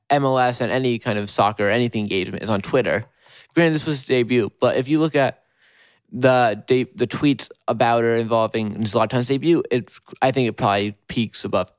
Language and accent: English; New York City, New York, United States; born or raised there